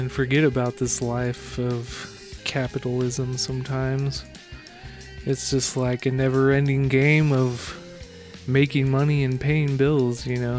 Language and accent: English; Southern California, United States; Growing up in Southern California, I would always go to the southern coast